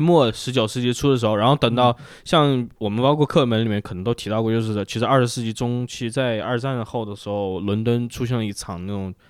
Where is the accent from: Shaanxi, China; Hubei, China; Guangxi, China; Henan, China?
Hubei, China; Wuhan; 我在武汉长大那时候，就是晚，晚上要停电